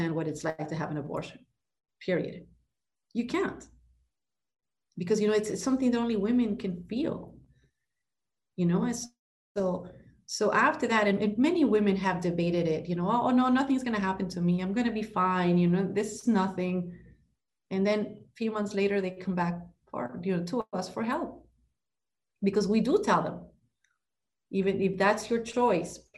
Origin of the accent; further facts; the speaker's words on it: Ecuador; moved away as an adult; now in Miami, United States; I'm Ecuadorian. I was born and raised in Ecuador